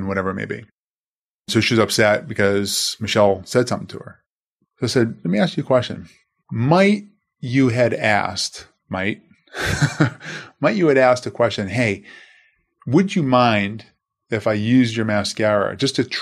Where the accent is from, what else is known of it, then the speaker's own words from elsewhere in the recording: Boston, Massachusetts, United States; growing up in Boston, growing up Christian Italian household, Italian Irish for that matter